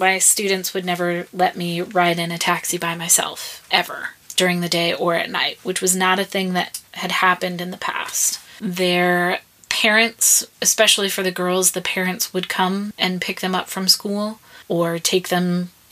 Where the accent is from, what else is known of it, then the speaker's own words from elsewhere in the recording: United States; now in Iraq; being an American